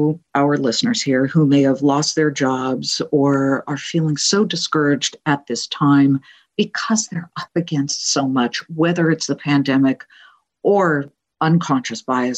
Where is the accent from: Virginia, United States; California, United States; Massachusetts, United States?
California, United States; moved away as an adult; also born or lived in Columbus, Ohio / Cleveland / Boston; I grew up in California.